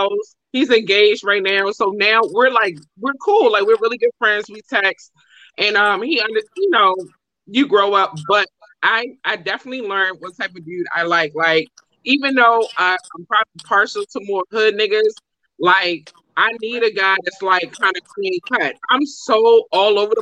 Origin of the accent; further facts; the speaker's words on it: Baltimore, Maryland, United States; So I'm from Baltimore